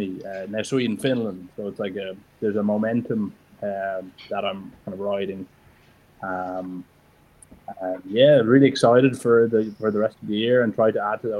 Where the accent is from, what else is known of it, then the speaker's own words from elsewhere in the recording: Ireland; I'm from Ireland